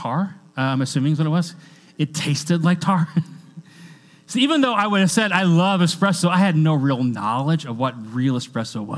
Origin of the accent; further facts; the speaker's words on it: Washington, United States; I grew up in Washington State. And in Washington State, we're kind of known for coffee